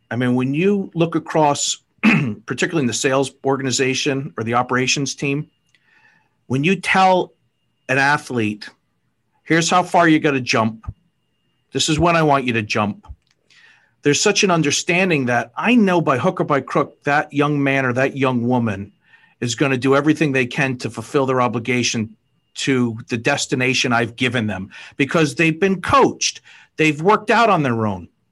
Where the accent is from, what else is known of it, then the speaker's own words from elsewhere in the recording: Fall River, Massachusetts, United States; I grew up in Fall River, Mass.